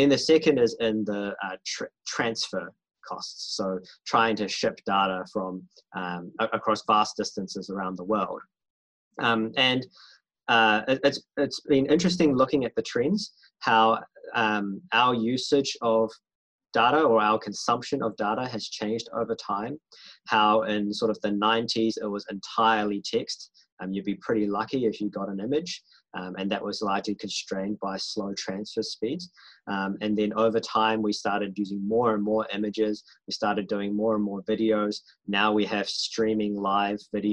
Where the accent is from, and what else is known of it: New Zealand